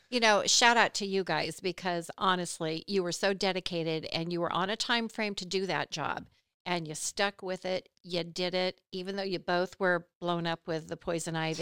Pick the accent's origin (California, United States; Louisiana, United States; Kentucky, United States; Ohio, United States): California, United States; moved away as an adult; now in Pennsylvania, United States; Born and raised in California. I lived in the same town that I was born